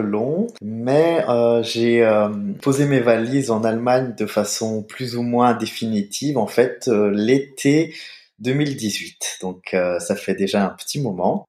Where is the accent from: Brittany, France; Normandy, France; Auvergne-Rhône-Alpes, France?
Auvergne-Rhône-Alpes, France; Saint-Étienne; moved away as an adult; also born or lived in Hamburg, Germany; now in Erfurt, Germany; La ville dans laquelle j'ai grandi, donc Saint-Étienne, en France